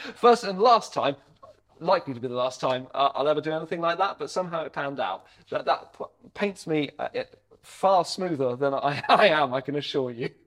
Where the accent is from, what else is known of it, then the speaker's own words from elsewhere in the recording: Hampshire, Sussex area, South East England, United Kingdom; moved away as an adult; also born or lived in Devon; now in Bath, United Kingdom; we grew up in the Hampshire, Sussex area. Uh, I went to school around there.